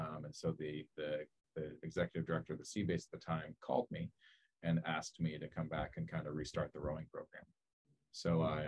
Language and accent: English; Southern California, United States; also born or lived in Marin; I came down from Marin to USC, actually, to coach the men, because I'm from Southern California. My wife is as well.